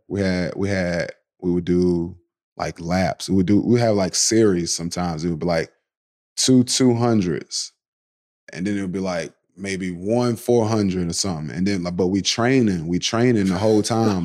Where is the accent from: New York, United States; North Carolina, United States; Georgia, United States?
North Carolina, United States; Kinston; also born or lived in Baltimore, Maryland; I was raised in Kinston, North Carolina